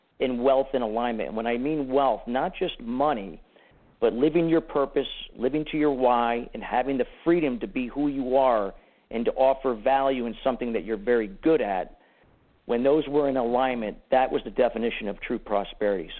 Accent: Danbury, Connecticut, United States; also born or lived in Clearwater, Florida / Arizona / California / Washington; spent most of my childhood and my teenage years here in Danbury, Connecticut.

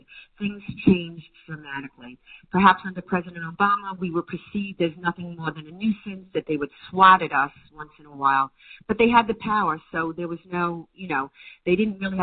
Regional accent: United States; as an American

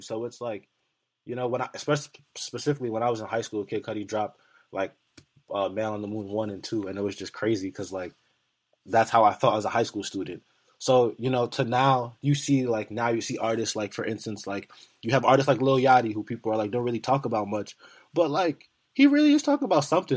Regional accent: New York City, New York, United States; I'm from New York City

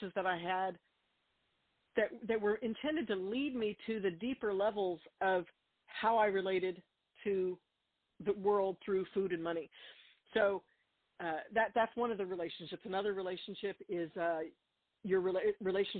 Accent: Albuquerque, New Mexico, United States; I grew up in Albuquerque, New Mexico

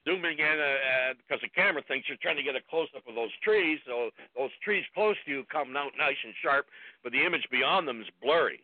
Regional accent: Ontario, Canada; now in British Columbia, Canada; I grew up in Ontario, so I knew Ontario in Canada

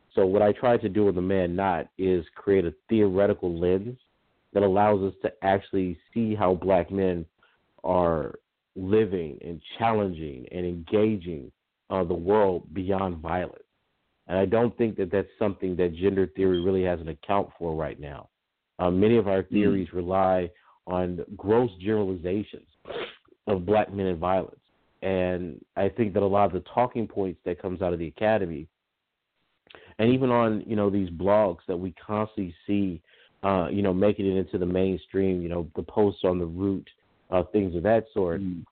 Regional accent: Lake Charles, Louisiana, United States; I was born and reared in the South my whole life

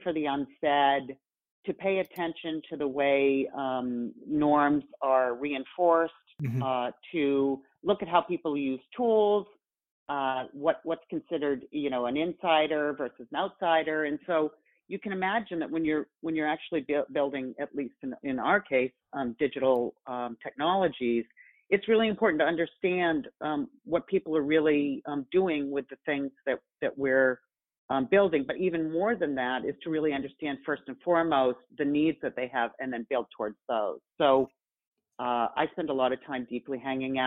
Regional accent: New Hampshire, United States; I'm from New Hampshire

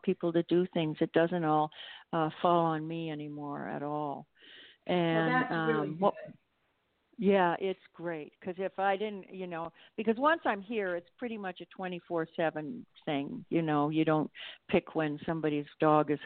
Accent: Toronto, Ontario, Canada; born or raised there; moved away as an adult; now in Mexico

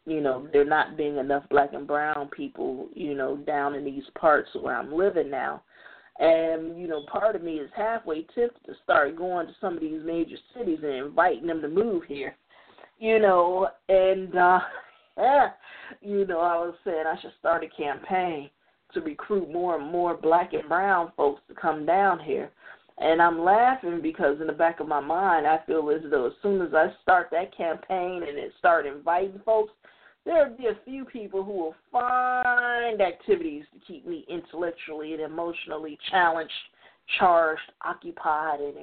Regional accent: Chicago, Illinois, United States; I'm from Chicago

